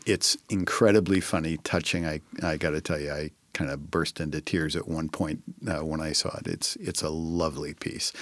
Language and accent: English; Northern California, United States; moved away as an adult; also born or lived in Sacramento / San Francisco; now in Tacoma, United States; I grew up in Northern California, so I lived it and breathed it in Sacramento, San Francisco for eighteen years